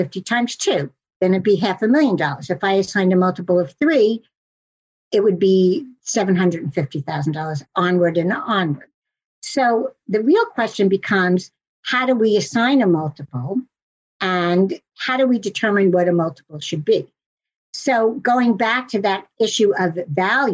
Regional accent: New York City, New York, United States; although I am a New Yorker

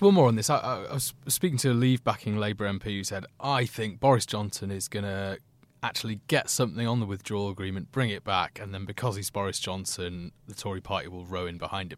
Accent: Leeds, Yorkshire and the Humber, United Kingdom; where I grew up in Leeds

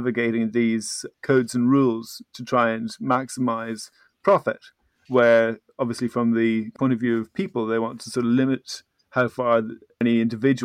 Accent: Ireland; I grew up in Ireland in the 1980s.

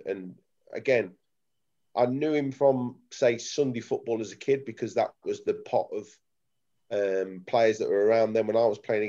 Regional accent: Leicester, East Midlands, United Kingdom; Emil come from, I would say, a really nice area called Evington in Leicester, and I came from Branston, which is a shithole.

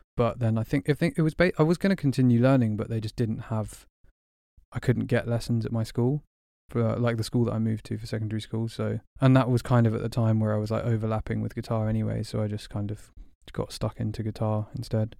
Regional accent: Burgess Hill, South East England, United Kingdom; moved away as an adult; also born or lived in Berlin, Germany; now in London, United Kingdom; moved to Burgess Hill in West Sussex when I was six, and then kinda grew up there

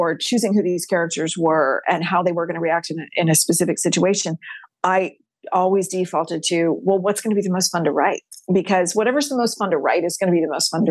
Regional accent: Texas, United States; I'm a sixth generation Texan on my mom's side

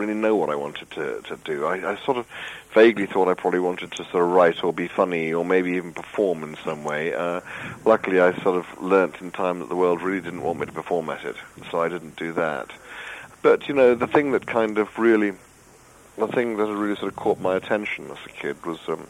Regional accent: Cambridge, East of England, United Kingdom; I was born in Cambridge in 1952

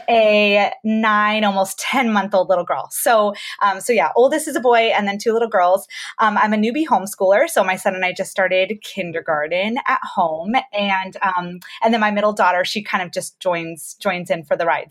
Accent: Georgia, United States; moved away as an adult; also born or lived in Colorado / Florida / California; we just moved to Georgia, where all of my family lives. Um, oh, okay. But yeah, but I haven't actually lived here since high school

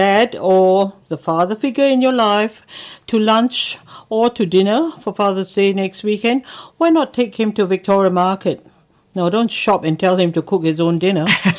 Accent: Singapore; now in Melbourne, Australia; I come from Singapore, and at one stage when I was still in school, Singapore was part of Malaysia

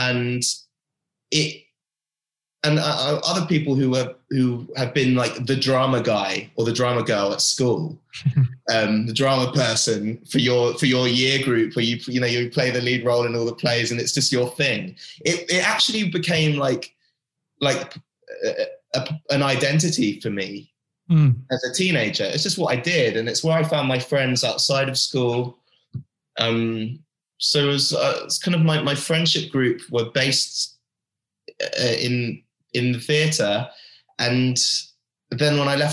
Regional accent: United Kingdom; accent: British; moved away as an adult; also born or lived in London; now in United States; I grew up in the UK, but I've got an American passport

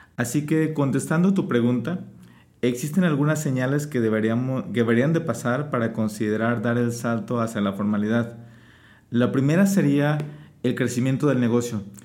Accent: Mexico; es nuestra obligación como mexicanos

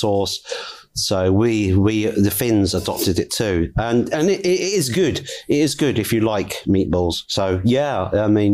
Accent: England, United Kingdom; as an English person

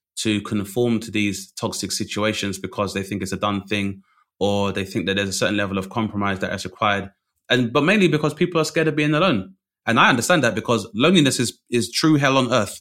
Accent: London, United Kingdom; also born or lived in Bradford; I grew up in London, which is a melting pot

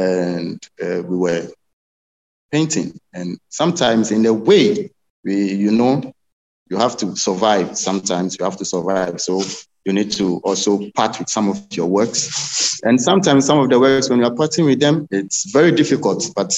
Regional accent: Accra, Greater Accra, Ghana; I'm from Accra, Ghana. I grew up in Ghana, and growing up in Ghana is a little bit challenging.

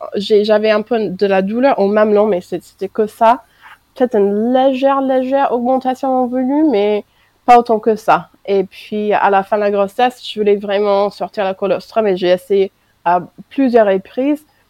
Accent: United States; French is a second language; moved away as an adult; now in France

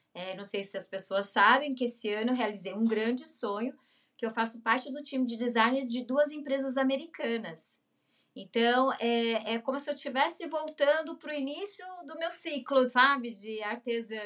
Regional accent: Mogi das Cruzes, São Paulo, Brazil; moved away as an adult; also born or lived in Fortaleza / Recife / Rio de Janeiro; now in São Paulo, Brazil; sou do, da Grande São Paulo, sou de Mogi das Cruzes

